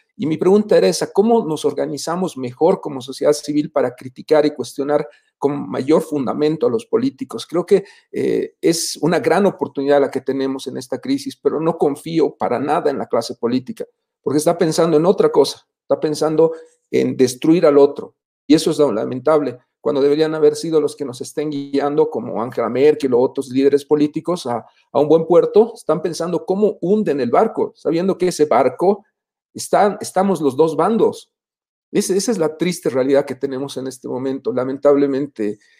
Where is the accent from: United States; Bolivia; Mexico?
Bolivia; como bolivianos